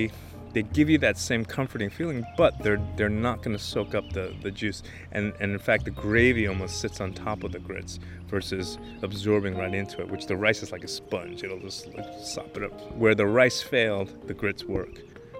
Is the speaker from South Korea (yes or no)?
yes; South Korea; have the same thing in Korea. They just call it something else. This is where you eat collards, but in my home country, this is where you would grow cabbage and use that for kimchi.